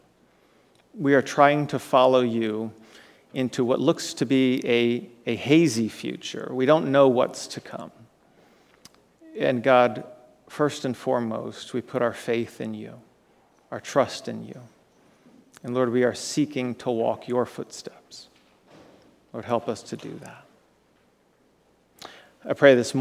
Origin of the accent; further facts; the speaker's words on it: Florida, United States; moved away as an adult; also born or lived in Kentucky; I grew up there, spent 17 years in Florida, right? But then I really spent years in the state of Kentucky